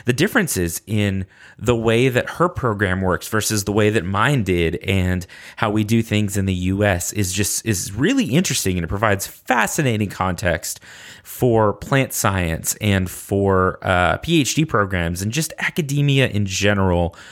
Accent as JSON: {"language": "English", "country": "United States", "said": "I'm an uncultured American"}